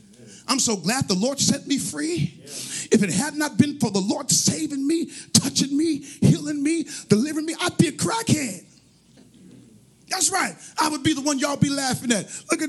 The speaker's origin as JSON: {"language": "English", "town": "New York City", "region": "New York", "country": "United States", "tie": "born there", "said": "I was born in New York City on a Monday."}